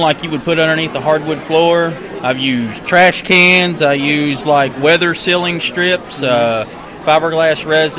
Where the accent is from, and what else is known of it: Fort Smith, Arkansas, United States